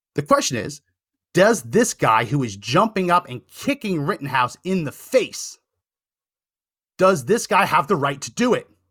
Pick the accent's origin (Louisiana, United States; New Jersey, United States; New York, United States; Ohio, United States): New Jersey, United States; a resident of New Jersey